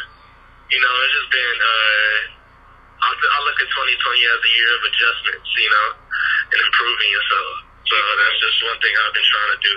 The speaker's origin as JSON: {"language": "English", "town": "Kansas City", "country": "United States", "moved": "as an adult", "lives_now": "New Orleans, United States", "said": "I'm from Kansas City, but I do attend Dillard University in New Orleans."}